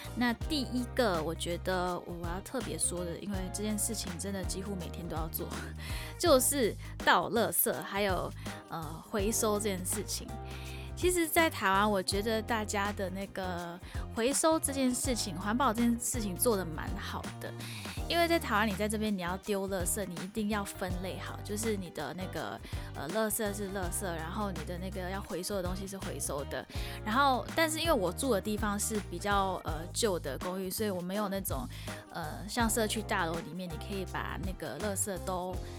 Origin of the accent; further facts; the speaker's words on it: Singapore; moved away as an adult; now in Taipei, Taiwan; 因为我们那边很多高楼大厦嘛